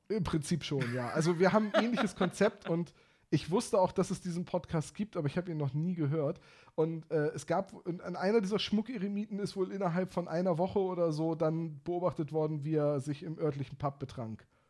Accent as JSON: {"language": "German", "region": "Bremen", "country": "Germany", "said": "ich als Bremer"}